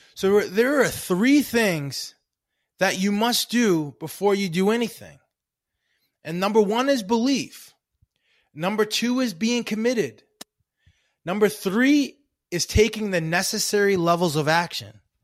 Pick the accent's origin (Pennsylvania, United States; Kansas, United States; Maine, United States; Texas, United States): Maine, United States; I grew up in Maine